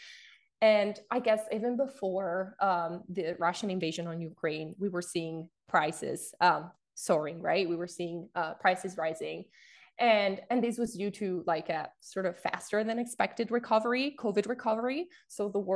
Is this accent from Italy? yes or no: yes; Italy; now in Vancouver, Canada; I'm from Europe, specifically from Italy.